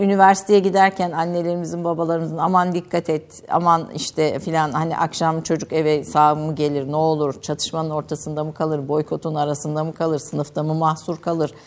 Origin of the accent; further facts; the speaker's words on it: Kayseri Province, Turkey; Bir defa ikimiz de Kayseriliyiz